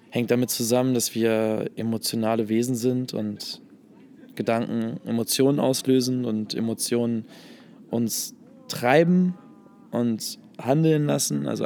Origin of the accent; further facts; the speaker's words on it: Hannover, Lower Saxony, Germany; now in Hamburg, Germany; Nee, ich komme ich komm, äh, aus Hannover eigentlich.